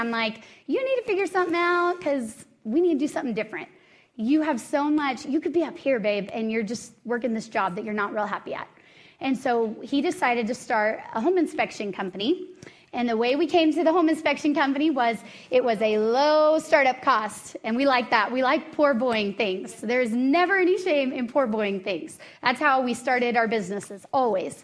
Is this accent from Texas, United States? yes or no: yes; Dallas, Texas, United States; moved away as an adult; now in Colorado, United States; I am originally from Dallas, Texas, and moved here about 10 years ago.